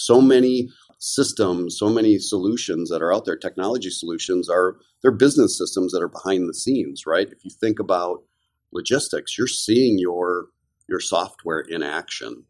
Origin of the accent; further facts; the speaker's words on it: Kenosha, Wisconsin, United States; I grew up in a little town called Kenosha, Wisconsin, which is in the southeast corner